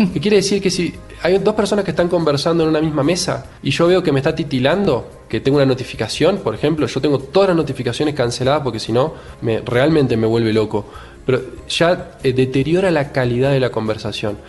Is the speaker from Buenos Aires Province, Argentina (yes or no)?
no; Paraná, Entre Ríos, Argentina; now in Rosario, Argentina; Yo nací en Paraná, que es una ciudad que está a 6 horas más o menos de Capital Federal, y vivo hace 20 años en Rosario